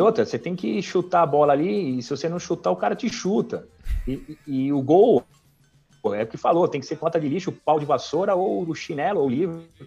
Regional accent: São Paulo, Brazil; eu nasci, cara, do lado do Juventus né, ali. E morei minha vida inteira no Tatuapé

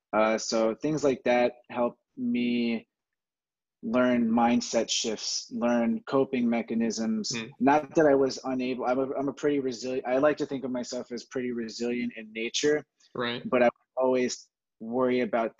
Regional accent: Jersey Shore, New Jersey, United States; I'm a kid from the Jersey Shore.

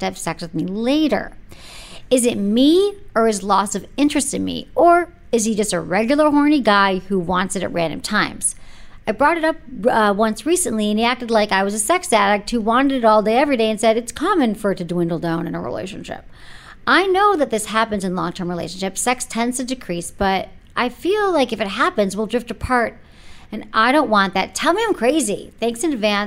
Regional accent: San Francisco, California, United States; I'm from San Francisco

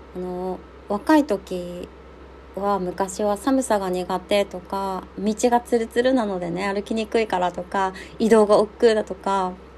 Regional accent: Nemuro, Hokkaido, Japan; also born or lived in Sapporo; 出身が私も根室っていうすっごい右端の、あの、全員学者見したらちぎれちゃうような、 何もない場所、生まれなんですけど、私は中学校から札幌にずっといた

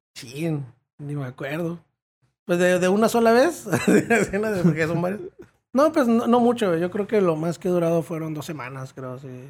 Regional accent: Tijuana, Baja California, Mexico; also born or lived in United States; ahí me tocó estar hasta la secundaria aquí en Tijuana. Y luego ya me fui a la high school al otro lado.

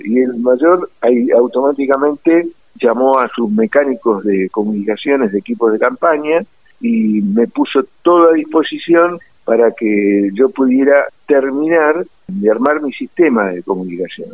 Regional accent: Buenos Aires, Argentina; Yo nací en el centro de la capital federal, en Luis de Campos y Matienzo, bien en el Hospital Militar Central. Sí, bien porteño

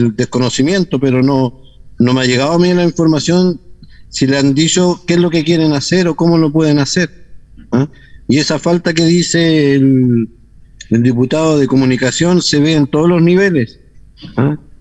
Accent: Chile; nuestra forma de ser como chileno

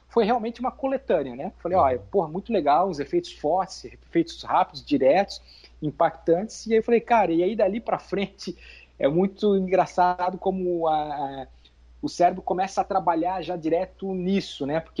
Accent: Itajaí, Santa Catarina, Brazil; que eu sou de Itajaí, Santa Catarina.

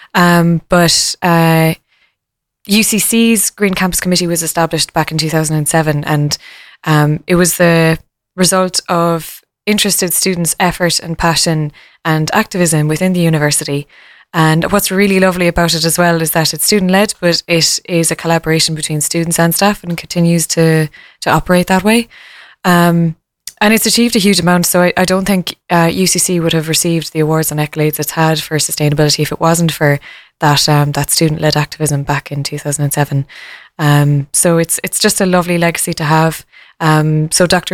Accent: Killarney, Munster, Ireland; I come from Killarney in County Kerry

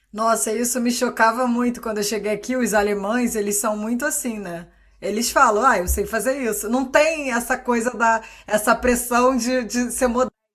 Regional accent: Rio de Janeiro, Brazil; Eu sou do Rio.

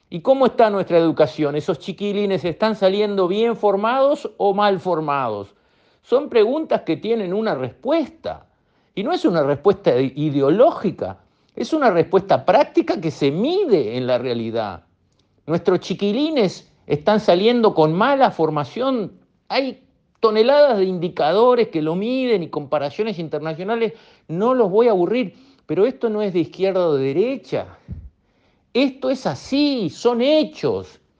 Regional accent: Uruguay; miren dónde tenemos que poner la plata como uruguayos.

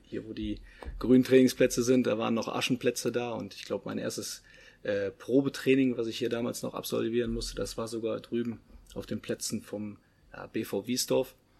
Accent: Leverkusen, North Rhine-Westphalia, Germany; Ich selber, ich komme ja auch aus der Stadt, komme aus Leverkusen

